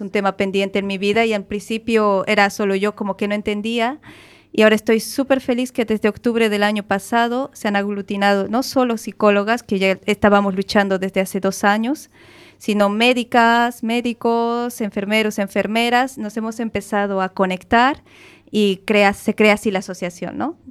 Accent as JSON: {"language": "Spanish", "country": "Bolivia", "moved": "as an adult", "lives_now": "Galicia, Spain", "said": "yo vengo de Bolivia y eh, Bolivia es un país riquísimo, lo tiene todo. Solo nos falta mar"}